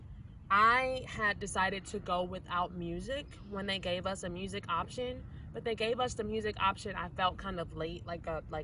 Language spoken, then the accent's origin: English; Chicago, Illinois, United States; I'm from Chicago